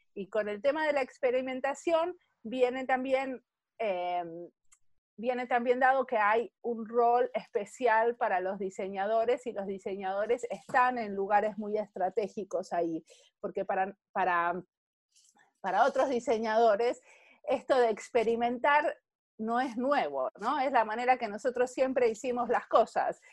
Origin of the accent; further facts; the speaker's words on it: Argentina; moved away as an adult; now in Finland; en Finlandia vivo acá hace 20 años, nací en Argentina. Y en Argentina hace mucho tiempo estudié diseño industrial